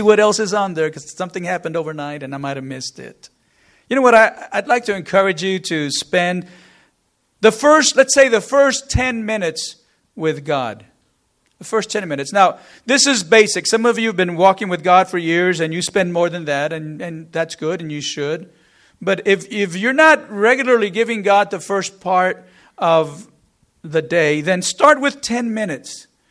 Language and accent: English; Corpus Christi, Texas, United States; We grew up in the Corpus area, lived there for, for many years